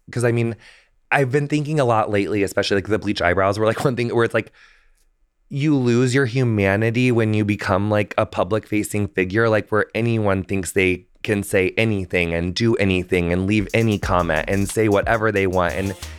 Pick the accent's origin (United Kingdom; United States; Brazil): United States; on the Mississippi River, which we ended up going to in like season 4 of Queer Eye. Like we go to my hometown in that episode, which was really special.